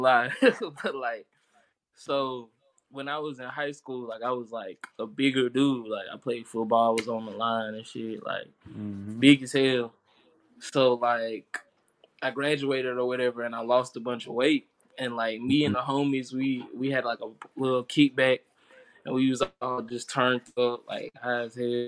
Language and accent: English; Chattanooga, Tennessee, United States; also born or lived in Kensington, Georgia; I'm from Chattanooga, Tennessee. I've lived here since I was, like, 9 years old, so pretty much my whole life. Before that, I was living in Kensington, Georgia